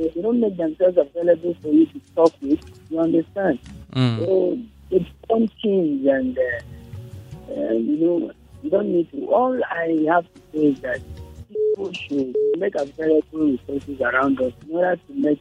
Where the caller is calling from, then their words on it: Kubaro, Plateau, Nigeria; I'm calling from Kubaro